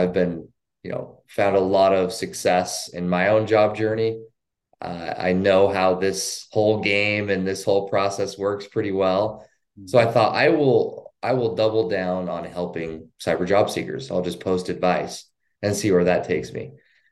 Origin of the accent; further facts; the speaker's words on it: Idaho, United States; I work remotely from my hometown in Idaho.